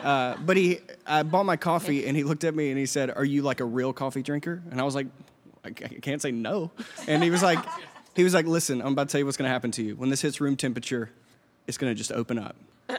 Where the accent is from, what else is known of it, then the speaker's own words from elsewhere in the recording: Laurel, Mississippi, United States; now in Athens, United States; I'm from a small town in Mississippi called Laurel, Mississippi.